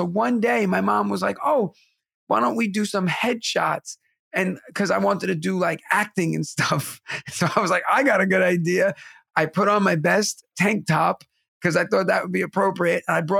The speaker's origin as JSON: {"language": "English", "town": "New York City", "region": "New York", "country": "United States", "tie": "born or raised there", "said": "Growing up in Bensonhurst in Brooklyn, everybody was Guidos"}